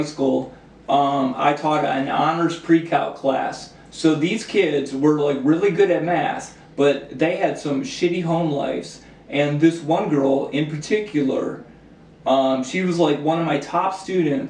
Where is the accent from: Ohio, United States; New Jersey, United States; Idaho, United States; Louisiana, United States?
Ohio, United States; Cleveland; I came from Cleveland Public Schools. I went to Collinwood High School.